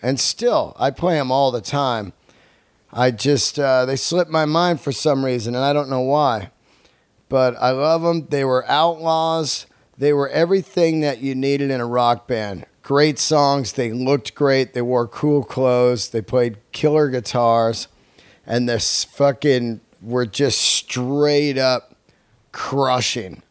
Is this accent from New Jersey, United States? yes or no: no; Bay Area, California, United States; also born or lived in Yosemite; now in Los Angeles, United States; growing up in the Bay Area, I was born in Yosemite